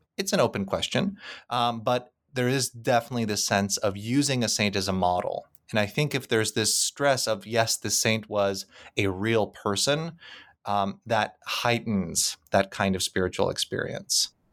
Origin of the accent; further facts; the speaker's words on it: Krakow, Lesser Poland, Poland; moved away; Krakow, which happens to be my hometown